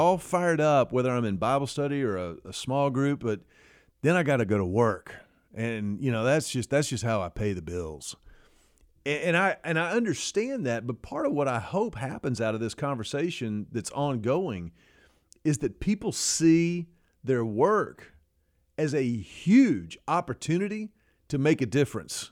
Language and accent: English; Houston, Texas, United States; I grew up in Houston at Second Baptist Church